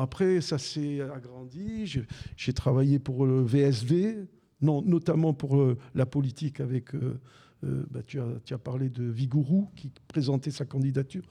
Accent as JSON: {"language": "French", "town": "Besançon", "region": "Bourgogne-Franche-Comté", "country": "France", "tie": "born or raised there", "also_born_or_lived": "Algeria", "moved": "as an adult", "lives_now": "Marseille, France", "said": "J'habitais Besançon dans le Doubs, puisque je suis né en Algérie. Mes parents en 62 sont arrivés à Besançon"}